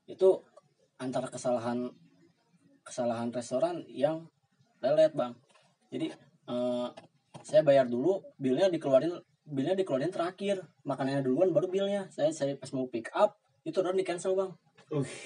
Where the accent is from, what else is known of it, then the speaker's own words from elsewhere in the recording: West Java, Indonesia; gua kan orang Sunda, hmm. roti gua nggak suka.